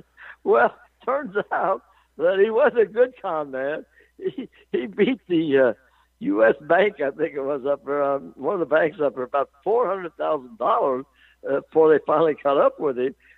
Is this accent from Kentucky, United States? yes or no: no; Cincinnati, Ohio, United States; now in Lexington, United States; I'm from Cincinnati originally. I'm in three Hall of Fames here